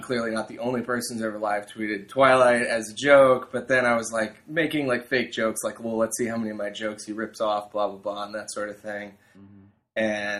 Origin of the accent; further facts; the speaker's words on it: Wisconsin, United States; moved away; I grew up in Wisconsin, a very lovely place. It's very cold in the winter, obviously.